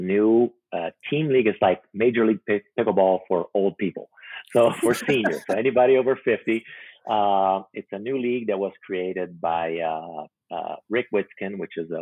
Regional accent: Brazil; moved away; also born or lived in Macau; I speak Portuguese because I'm originally from Brazil.

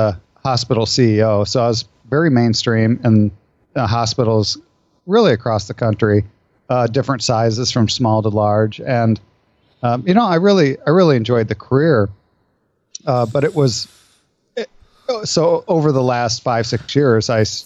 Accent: Iowa, United States; I grew up in Iowa in the Midwest

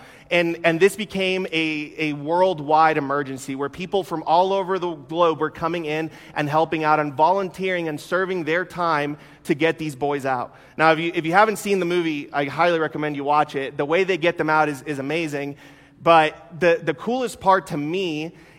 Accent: Costa Rica; now in United States; I wasn't actually born in the United States. I was born in Costa Rica.

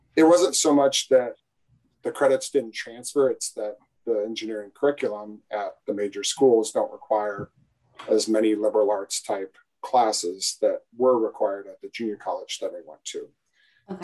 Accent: Iowa, United States; growing up in Iowa

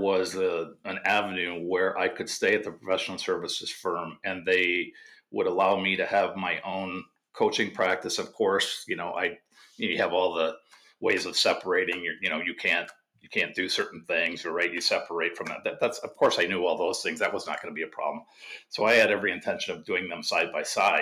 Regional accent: Wisconsin, United States; I grew up in Wisconsin

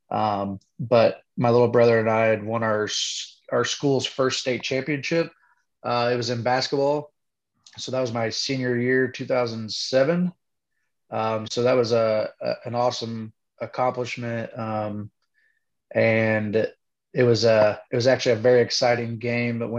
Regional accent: Kokomo, Indiana, United States; Well, I was born and raised um, out on the in the country.

